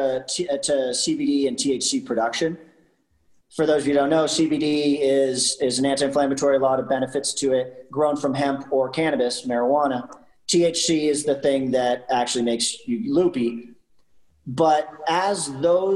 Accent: Canada; I'm Canadian

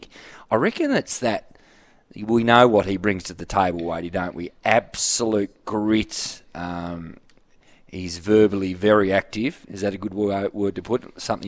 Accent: Tasmania, Australia; moved away as an adult; I'm from the North Estate, but I've been down here for 20 years.

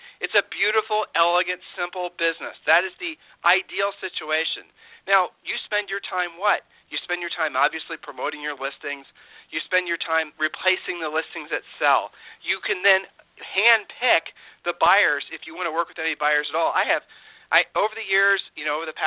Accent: Ohio, United States; we're from Ohio

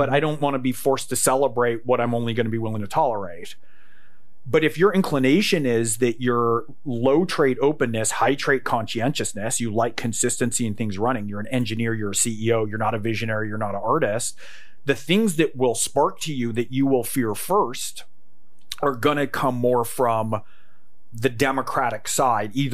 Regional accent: California, United States; I grew up in California.

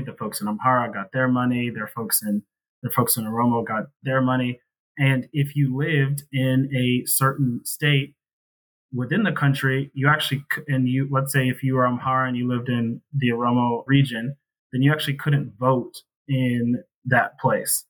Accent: Maryland, United States; I'm a first generation African American. I was born here in Maryland

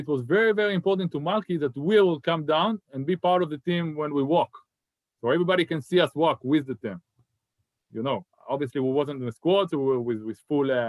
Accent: Haifa, Haifa District, Israel; moved away as an adult; I grew up on my hometown and I was a big fan of Maccabi Haifa

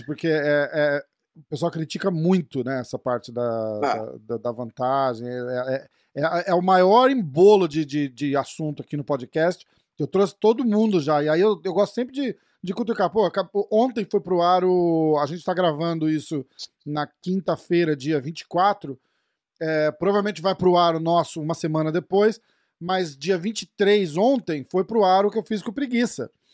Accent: São Paulo, Brazil; sou de São Paulo também.

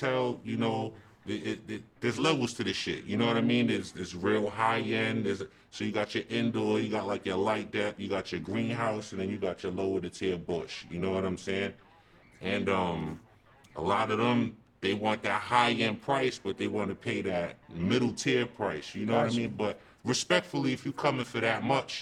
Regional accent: East Coast, United States; I'm from the East Coast.

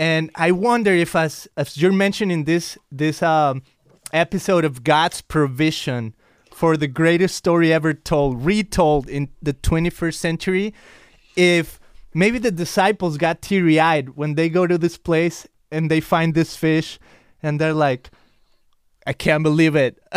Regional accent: Mexico; English is a second language; I'm from Mexico, so I always excuse myself with my accent

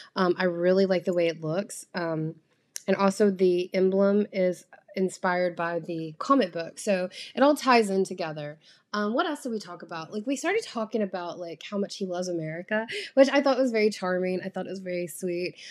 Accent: United States; I'm an American

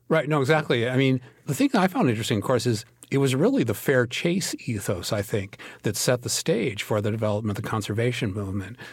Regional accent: Minnesota, United States; I grew up in Minnesota.

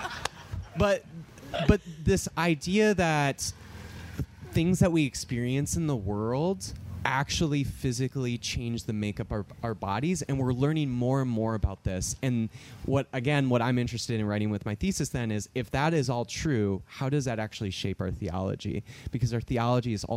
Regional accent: Minnesota, United States; I'm from Minnesota

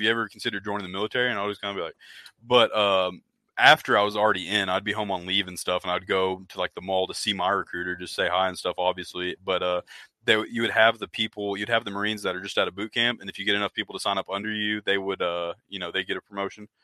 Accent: Oklahoma, United States; he asked where i was from and i was uh, i told him oklahoma

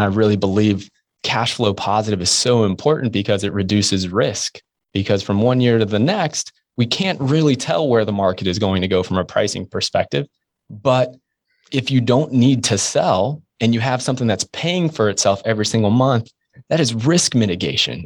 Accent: Jacksonville, Florida, United States; I'm from Jacksonville, Florida

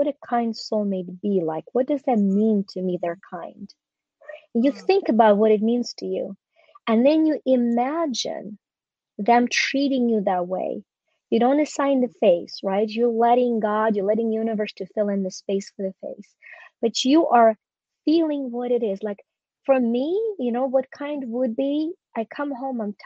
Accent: Ukraine; moved away; I was born in Ukraine when it was still a part of the Soviet Union

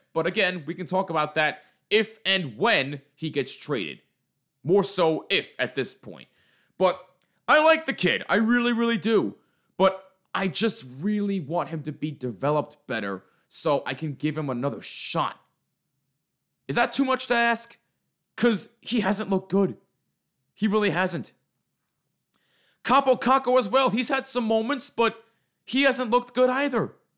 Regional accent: New Jersey, United States; I am from New Jersey

